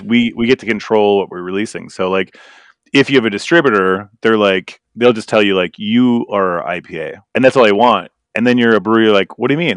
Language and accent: English; Green Bay, Wisconsin, United States; moved away; also born or lived in Minnesota; I'm from Green Bay, Wisconsin, so basically eastern Wisconsin